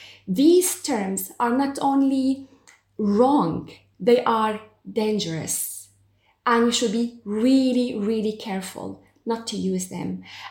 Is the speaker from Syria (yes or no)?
yes; Syria; moved away as an adult; also born or lived in Limerick, Ireland; now in Dublin, Ireland; So I came from Syria in 2011.